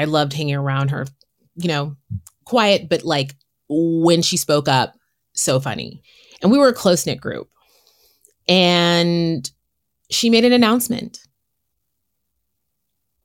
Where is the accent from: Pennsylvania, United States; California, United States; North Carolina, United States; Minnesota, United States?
California, United States; San Francisco; born and raised in San Francisco